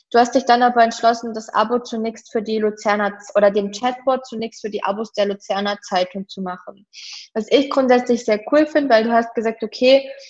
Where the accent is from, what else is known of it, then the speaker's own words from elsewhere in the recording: Germany; Das ist für mich als Deutsche manchmal ein bisschen schwierig.